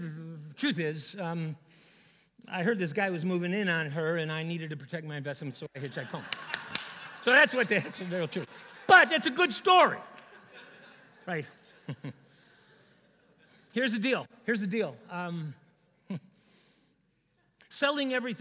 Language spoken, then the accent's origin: English; Chicago, Illinois, United States; also born or lived in Minneapolis; I grew up in Chicago, but I was now going to school in Minneapolis at Bethel College at the time